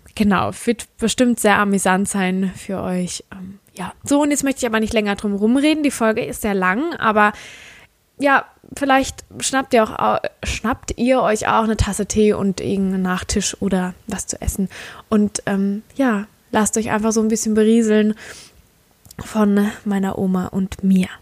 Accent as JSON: {"language": "German", "region": "Rhineland-Palatinate", "country": "Germany", "accent": "Palatine dialect (Pfälzisch)", "said": "ich komme aus der Pfalz und ich habe einen Pfälzer Dialekt"}